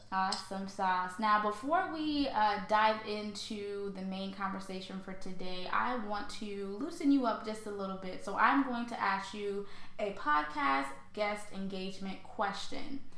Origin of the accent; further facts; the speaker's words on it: St. Louis, Missouri, United States; also born or lived in Haiti; I was born in Haiti, and then I was oh, raised. I was raised in St. Louis, Missouri.